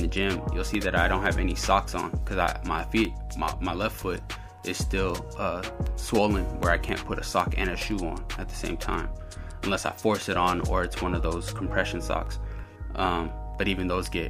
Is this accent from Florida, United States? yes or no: no; the Bay Area, California, United States; we're from the Bay.